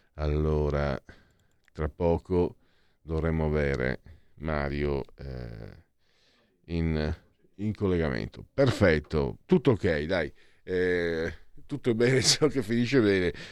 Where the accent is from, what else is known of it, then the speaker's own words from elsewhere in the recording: Italy; io vengo dal Friuli Veneto